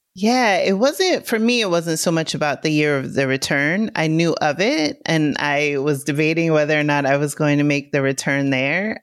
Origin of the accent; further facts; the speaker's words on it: New York City, New York, United States; I come from New York City. I grew up in the Bronx